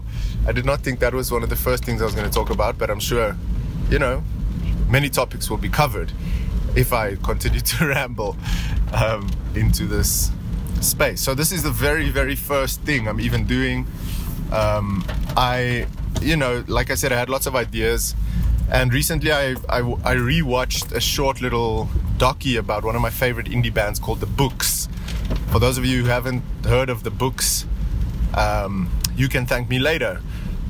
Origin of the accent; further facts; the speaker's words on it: Pretoria, Gauteng, South Africa; I'm driving around in my hometown of Pretoria